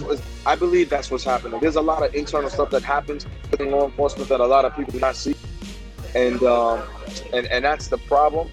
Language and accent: English; New York City, New York, United States; growing up in the South Bronx.